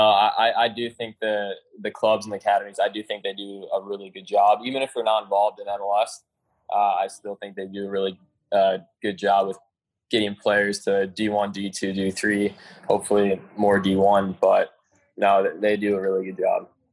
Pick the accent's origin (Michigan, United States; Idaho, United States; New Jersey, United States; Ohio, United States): Ohio, United States; now in Dallas, United States; I'm from Ohio